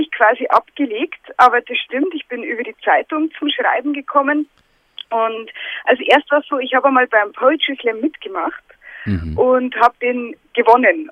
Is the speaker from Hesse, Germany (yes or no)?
no; Lower Bavaria, Germany; accent: Bavarian